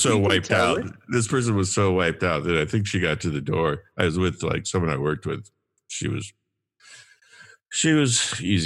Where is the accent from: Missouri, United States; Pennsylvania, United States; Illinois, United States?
Illinois, United States; Champaign; I'm from Champaign, kind of. I went to high school and college there at least